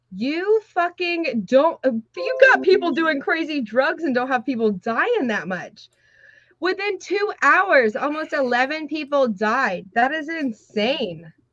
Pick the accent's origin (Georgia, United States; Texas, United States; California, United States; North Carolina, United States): Georgia, United States; moved away; I'm from Georgia. I'm from like trailer parks